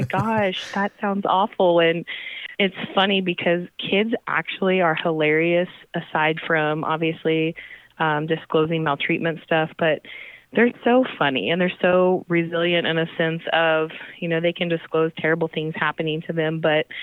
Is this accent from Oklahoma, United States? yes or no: yes; Tulsa, Oklahoma, United States; moved away as an adult; now in Oklahoma City, United States; So I am a native Tulsan. So I am originally from Tulsa, Oklahoma.